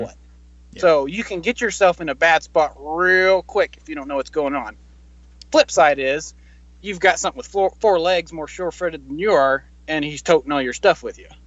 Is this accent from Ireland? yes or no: no; Mississippi, United States; moved away; I was born in Mississippi